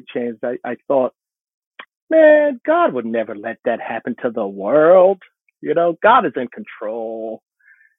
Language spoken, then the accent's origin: English; New Jersey, United States; I grew up in New Jersey, and our winters were brutal